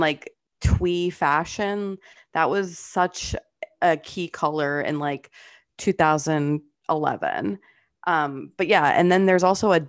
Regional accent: Fall River, Massachusetts, United States; I grew up on the border of Massachusetts and Rhode Island. If you guys know like Fall River.

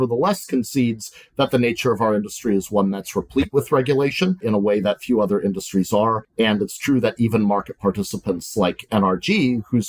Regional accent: Montana, United States; born or raised there; moved away

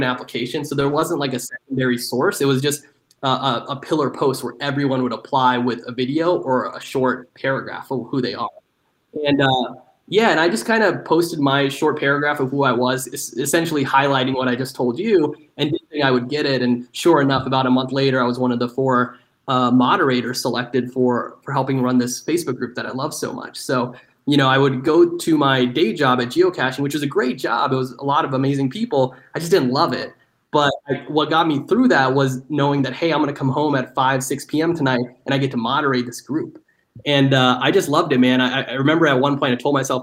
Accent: Dallas, Texas, United States; moved away; also born or lived in Seattle / New York; my hometown of Dallas

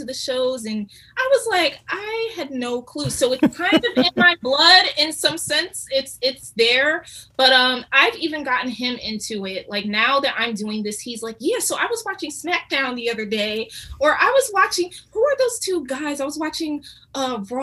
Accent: Philadelphia, Pennsylvania, United States; also born or lived in United Kingdom; I grew up in Philly

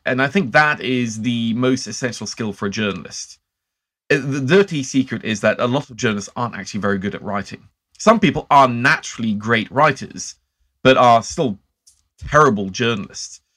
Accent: Norway; growing up in Norway

